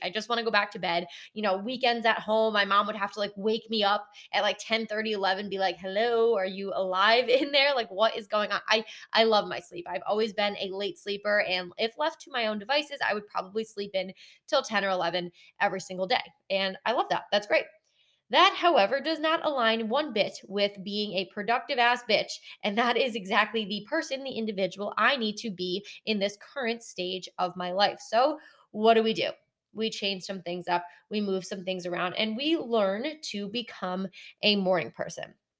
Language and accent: English; Connecticut, United States; moved away as an adult; now in North Carolina, United States; my entire family and I grew up in Connecticut.